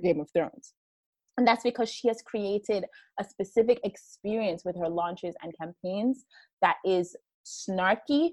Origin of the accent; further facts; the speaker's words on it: Jamaica; specifically being Jamaican and how that fits into that, living in Jamaica